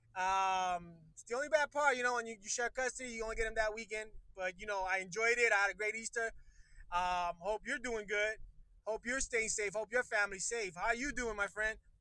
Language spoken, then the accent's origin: English; Puerto Rico; now in Miami, United States; I'm originally from Puerto Rico, my friend, and right now I live of uh, Miami, Florida